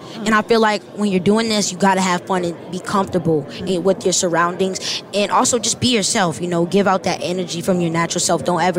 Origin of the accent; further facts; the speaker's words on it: Maryland, United States; I'm from Maryland.